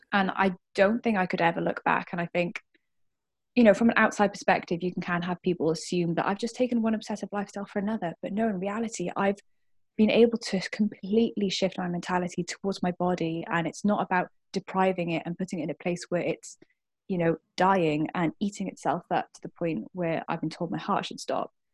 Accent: Cardiff, Wales, United Kingdom; I am born and bred in Cardiff, so I'm a Welsh one.

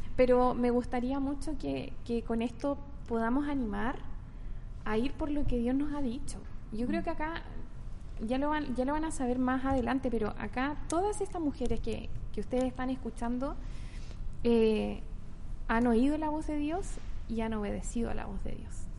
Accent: Santiago, Santiago Metropolitan Region, Chile; now in Concepción, Chile; nací en Santiago, vivo en Conce hace mucho tiempo

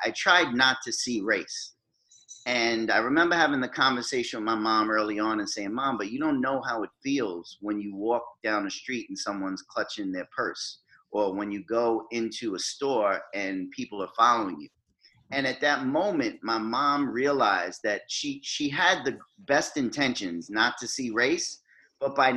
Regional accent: New York City, New York, United States; also born or lived in North Carolina; growing up in Jamaica, Queens

